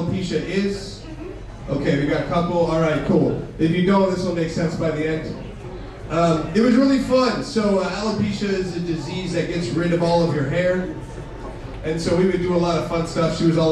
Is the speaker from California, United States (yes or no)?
yes; Pleasanton, California, United States; I grew up in Pleasanton